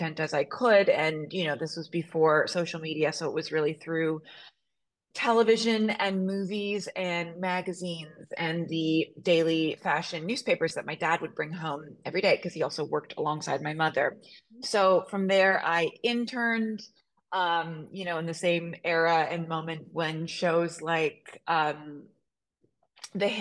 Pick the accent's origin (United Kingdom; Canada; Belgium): Canada; Toronto, Ontario; I grew up in Toronto